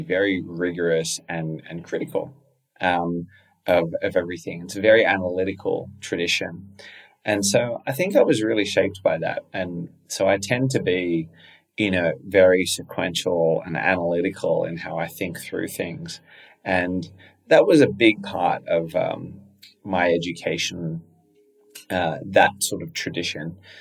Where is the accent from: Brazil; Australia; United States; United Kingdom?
Australia; I was fortunate to grow up there